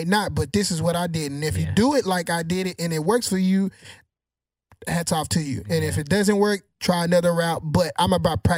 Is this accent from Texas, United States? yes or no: yes; Texas, United States; now in Houston, United States; I'm from Texas County, Texas